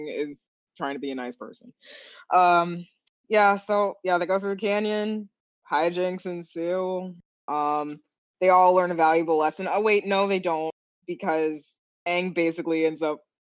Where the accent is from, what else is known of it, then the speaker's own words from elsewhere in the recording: Florida, United States; now in Seattle, United States; we're from Florida